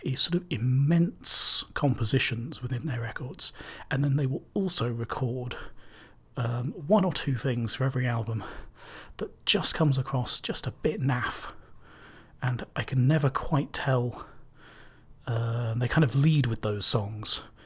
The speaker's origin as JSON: {"language": "English", "town": "Cambridge", "region": "East of England", "country": "United Kingdom", "said": "I'm from Cambridge"}